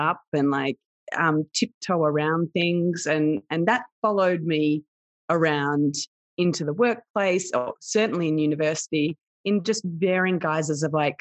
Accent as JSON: {"language": "English", "country": "Australia", "tie": "born or raised there", "said": "I had what would be somewhat of a typical experience growing up in Australia"}